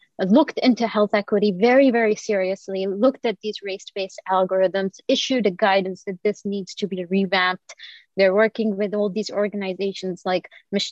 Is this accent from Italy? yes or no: no; Kuwait; moved away as an adult; now in United States; I also did not grow up in the US. I grew up in Kuwait, and like I came here for my training.